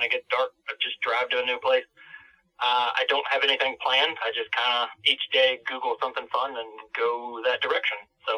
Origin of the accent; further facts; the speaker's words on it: Georgia, United States; And I give her my license, and she sees that I'm from Georgia, and she's like, oh, you're going to love it here.